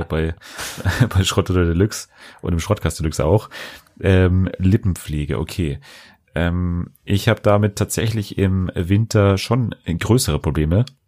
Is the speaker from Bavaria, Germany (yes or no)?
yes; Bavaria, Germany; bei uns in Bayern